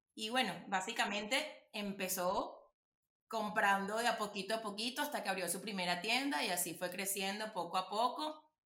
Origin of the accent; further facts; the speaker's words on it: Venezuela; nuestro país